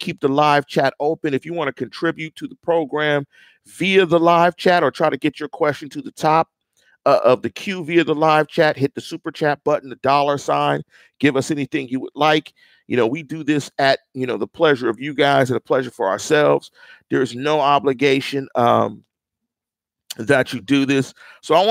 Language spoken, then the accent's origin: English; Pittsburgh, Pennsylvania, United States; I'm from Pittsburgh. I've lived through all six championships. I'm from the North Side